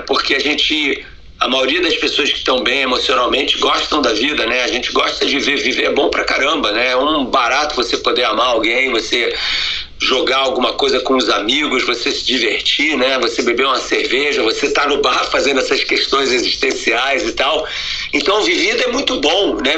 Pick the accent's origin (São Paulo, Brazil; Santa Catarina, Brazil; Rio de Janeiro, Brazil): Rio de Janeiro, Brazil; now in United States; eu nasci no Rio de Janeiro, né, numa família judia